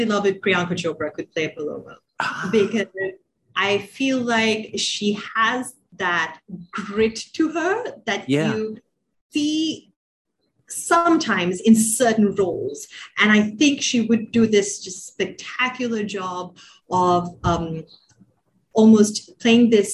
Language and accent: English; Sri Lanka; moved away; also born or lived in Bay Area; growing up in Sri Lanka, and I think especially sort of post-colonial Sri Lanka, you're exposed to a lot of classics